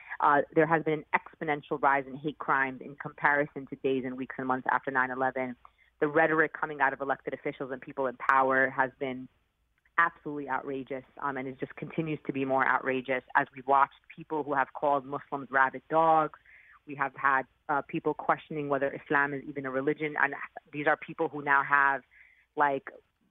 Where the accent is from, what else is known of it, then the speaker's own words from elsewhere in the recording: New York City, New York, United States; I mean, I'm a New Yorker, and I unfortunately lived through the horrific attacks of 9/11 and saw actually something very different. I saw people immediately come together in a place like New York.